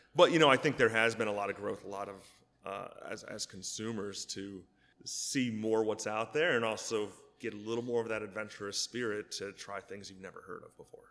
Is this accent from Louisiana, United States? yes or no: no; State College, Pennsylvania, United States; I was born and raised in State College. Went to State High, of course.